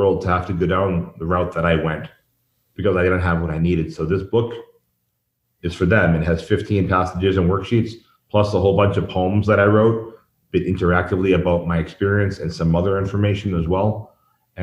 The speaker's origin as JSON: {"language": "English", "town": "Boston", "region": "Massachusetts", "country": "United States", "tie": "born or raised there", "moved": "as an adult", "lives_now": "Mexico", "said": "I grew up in the Boston punk scene"}